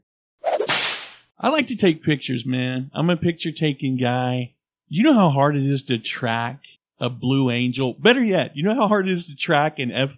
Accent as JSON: {"language": "English", "region": "Oklahoma", "country": "United States", "said": "I'm from Oklahoma"}